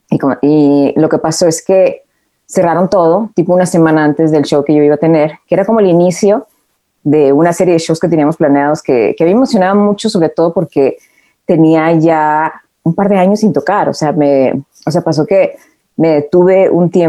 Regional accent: Mexico City, Mexico; Éramos como friends, chilangos.

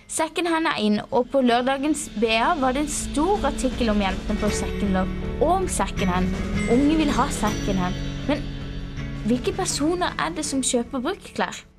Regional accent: Kristiansand, Agder, Norway; moved away as an adult; now in Bergen, Norway; Som en nylig innflytta Kristiansandsjente til Bergen

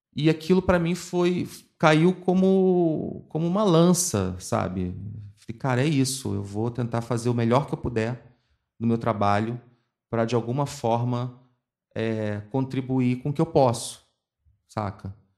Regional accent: Rio de Janeiro, Brazil; also born or lived in Madureira; Eu cresci em Piedade e fui, fui criado nessa balbúrdia do subúrbio

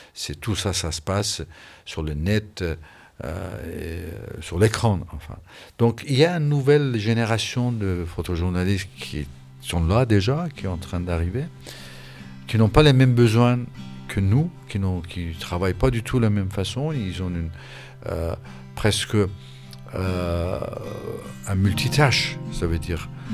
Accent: Iran; moved away as an adult; Quand j'ai quitté l'Iran en 1981, quand j'étais euh, obligé de m'exiler

